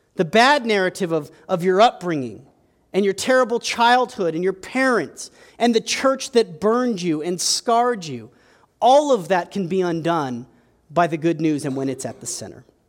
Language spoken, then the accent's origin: English; United States; we're American